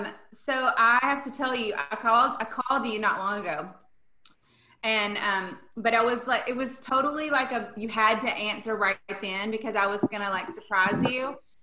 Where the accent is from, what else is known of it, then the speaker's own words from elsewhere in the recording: Pine Bluff, Arkansas, United States; my hometown of Pine Bluff, Arkansas